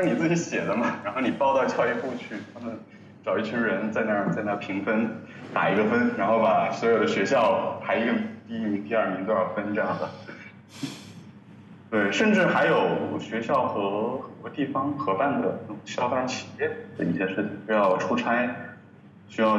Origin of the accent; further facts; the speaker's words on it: Wuhan, Hubei, China; 我是武汉人。